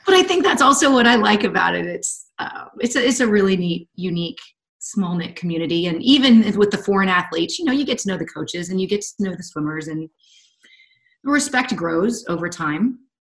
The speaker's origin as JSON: {"language": "English", "region": "North Carolina", "country": "United States", "tie": "born or raised there", "also_born_or_lived": "Southern California", "moved": "as an adult", "said": "I've been born and raised in North Carolina."}